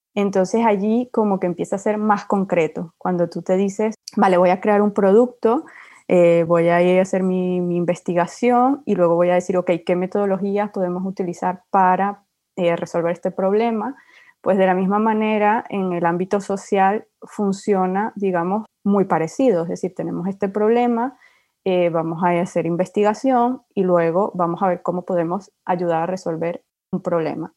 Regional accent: Venezuela; moved away as an adult; also born or lived in Spain; now in France; yo soy de Venezuela

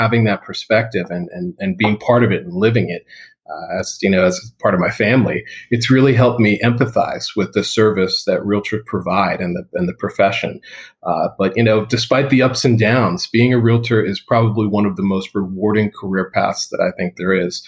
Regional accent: South Florida, United States; moved away as an adult; now in Tampa, United States; having been someone who's grown up in South Florida my whole life and moved over to Tampa

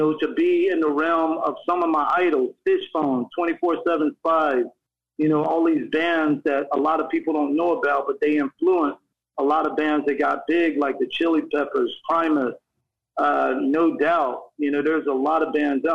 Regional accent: North Carolina, United States; now in Sacramento, United States; I grew up in North Carolina

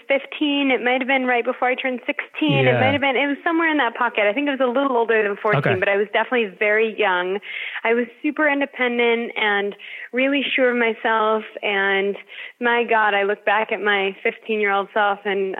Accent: Los Angeles, California, United States; I grew up in Los Angeles

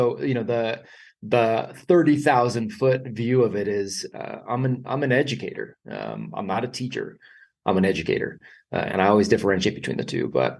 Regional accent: California, United States; I grew up in California

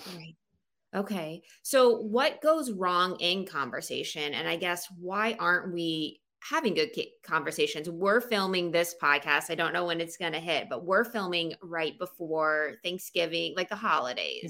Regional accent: Florida, United States; moved away as an adult; also born or lived in South Alabama; now in Pennsylvania, United States; I grew up in Florida

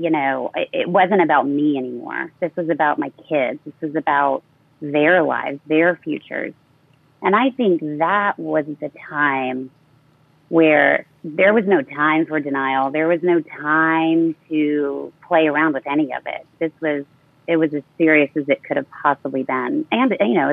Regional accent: San Antonio, Texas, United States; moved away; to my hometown of San Antonio, Texas.

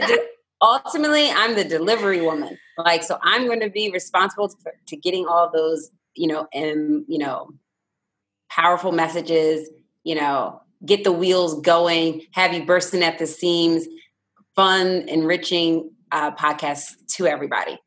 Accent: Philadelphia, Pennsylvania, United States; now in Newport News, United States; I was born and raised in Philadelphia

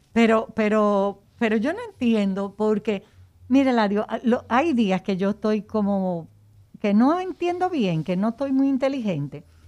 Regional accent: Dominican Republic; de raza como nosotros los dominicanos que tenemos el negro atrás de la oreja

